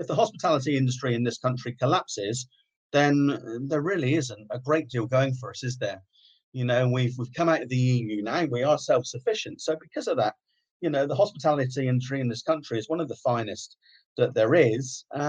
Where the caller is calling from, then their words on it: Sidmouth, South West England, United Kingdom; I'm calling from the Clock Tower in Sidmouth.